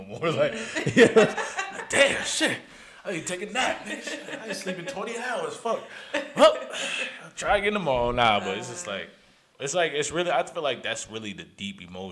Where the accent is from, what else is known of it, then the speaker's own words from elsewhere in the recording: Albany, New York, United States; also born or lived in Texas; I'm from Albany.